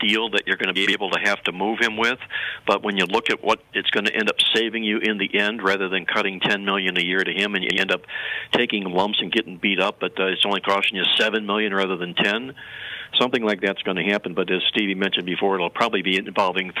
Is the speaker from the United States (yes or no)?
yes; Cleveland, Ohio, United States; I'm from Cleveland, and we followed LeBron James in high school